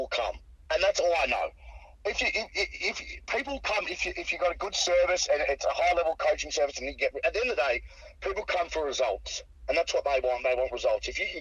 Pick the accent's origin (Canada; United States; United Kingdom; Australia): Australia; I'm Australian